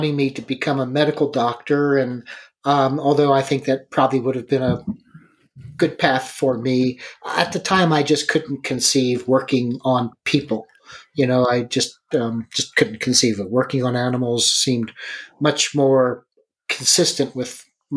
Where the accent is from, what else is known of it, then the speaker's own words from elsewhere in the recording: Philadelphia, Pennsylvania, United States; moved away as an adult; also born or lived in New York City / Denver, Colorado; I grew up in suburbs of Philadelphia.